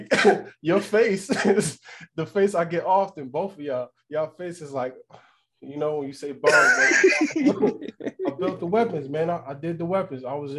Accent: Pensacola, Florida, United States; also born or lived in New Jersey; when I was born in Jersey, I stayed until I was five, but my mom moved to Pensacola, Florida, and I stayed with my grandmother until I was in middle school.

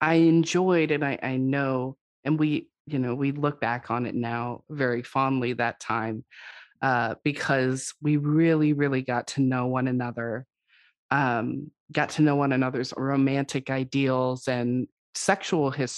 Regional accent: West Coast, United States; I'm from the West Coast

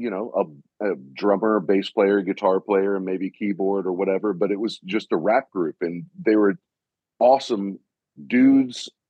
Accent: Virginia, United States; So we're from Virginia

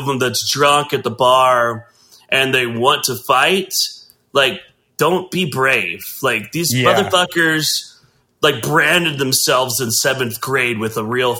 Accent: Katy, Texas, United States; born there; Well, I was born in Katy, Texas.

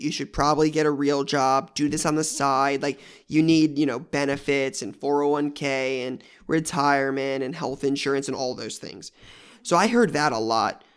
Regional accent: Columbus, Ohio, United States; I'm in Columbus, Ohio now, and that's where I was born and raised. Um, so I've been here my whole life

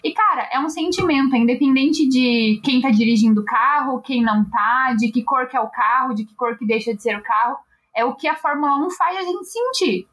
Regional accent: Brazil; sendo brasileiro

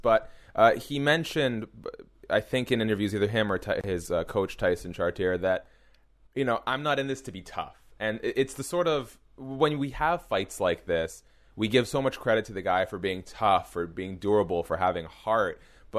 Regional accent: Montreal, Quebec, Canada; born there; I was born in Montreal, Quebec, Canada.

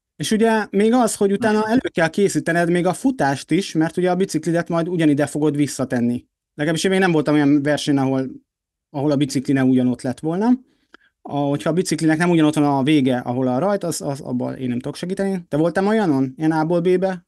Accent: Hungary; magyarok vagyunk

